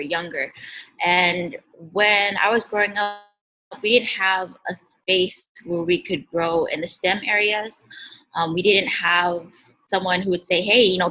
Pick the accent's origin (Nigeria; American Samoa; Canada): American Samoa; as Pacific Islanders